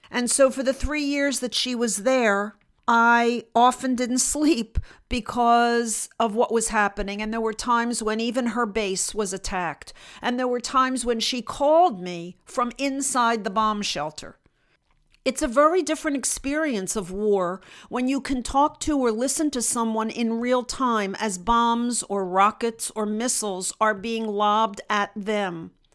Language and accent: English; United States; not only as a Jew in Russia, but just as an American in Russia